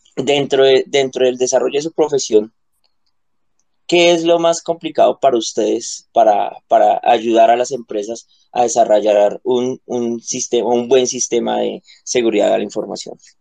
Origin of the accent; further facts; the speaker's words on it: Colombia; soy colombiano